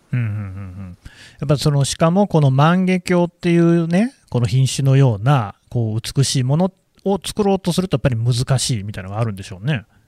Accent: Nagoya, Aichi, Japan; 私の故郷じゃないですか

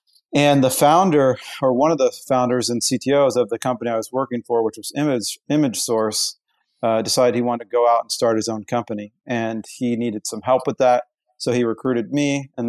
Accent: Houston, Texas, United States; moved away; also born or lived in Pacific Northwest; Yeah, so I was actually born in Houston.

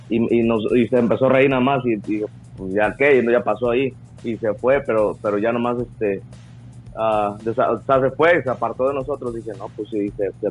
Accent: Mexico; Yo, yo crecí en México, pero México cuando estaba niño estaba eso del Big Brother y todo eso.

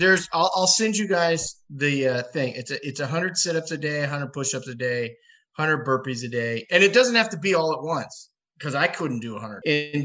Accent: California, United States; I'm born and raised in California.

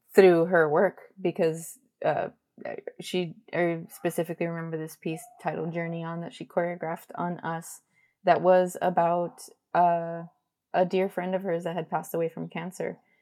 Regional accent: Miami, Florida, United States; born and raised in Miami, raised by a Cuban and a Spaniard

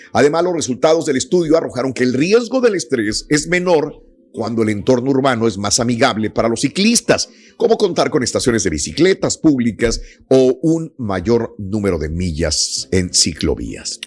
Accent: Mexico; moved away; Yo soy mexicano

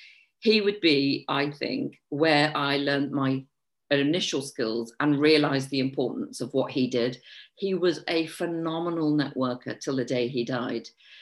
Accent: Liverpool, North West England, United Kingdom; moved away as an adult; And in my early 20s, I moved down from Liverpool, and I started working in a catering company for a couple of years, which was a bit corporate.

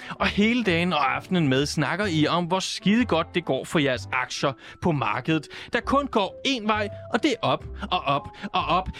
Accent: Southern Jutland, Southern Denmark, Denmark; der, hvor jeg kommer fra

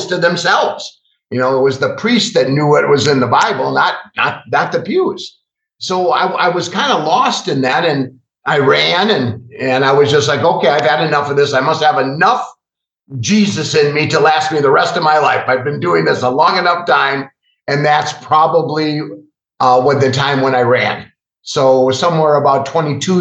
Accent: Milwaukee, Wisconsin, United States; also born or lived in Brookfield, Wisconsin; I'm actually born and raised in Milwaukee, and I've been here all my life. I grew up in the western suburbs in Brookfield

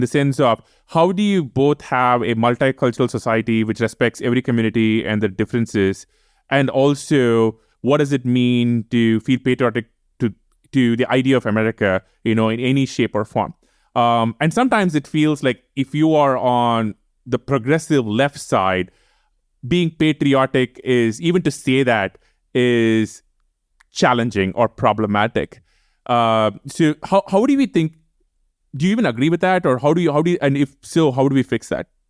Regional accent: India; moved away as an adult; now in United States; We grew up in India. You know, India will always be the place we come from

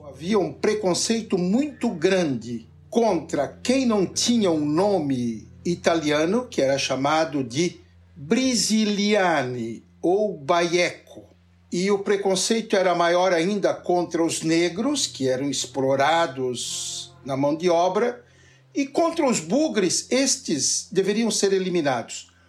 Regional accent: Nova Veneza, Santa Catarina, Brazil; Eu vivi a minha infância em Nova Veneza

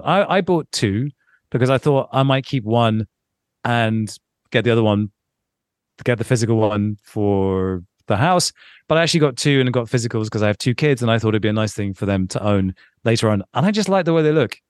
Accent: London, United Kingdom; Growing, growing up in London, when I did, and, and being a young twenty-year-old in London

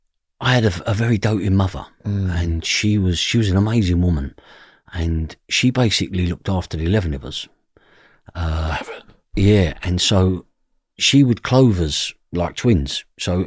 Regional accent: London, United Kingdom; I grew up in the East End of London in a fashionable place now called Brick Lane. But when I grew up, it was a ghetto. So my parents come there in the 50s and they was Irish immigrants.

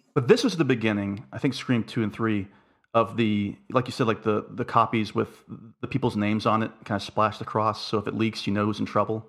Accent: Florida, United States; I grew up in Florida

